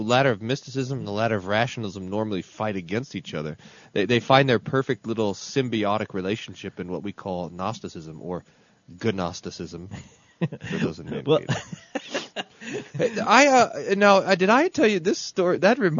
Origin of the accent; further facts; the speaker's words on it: Texas, United States; accent: Texas; my family, I'm from Texas, you know, nobody knows that because they don't. My family accused me of purposely abandoning a Texas accent and picking up some sort of Minnesota accent so that I sound more Lutheran.